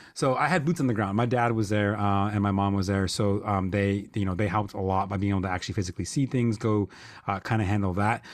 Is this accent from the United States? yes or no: yes; Lockport, New York, United States; my hometown, which is Lockport